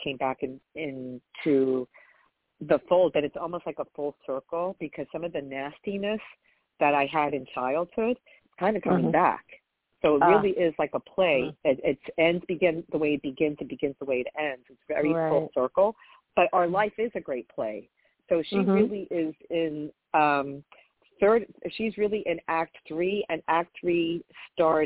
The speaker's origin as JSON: {"language": "English", "region": "New York", "country": "United States", "tie": "born or raised there", "said": "I had an enriched childhood because I grew up in New York"}